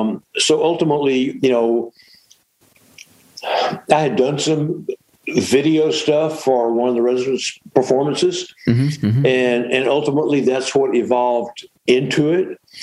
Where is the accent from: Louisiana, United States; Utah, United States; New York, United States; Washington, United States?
Louisiana, United States; Shreveport; I'm from Shreveport, yeah.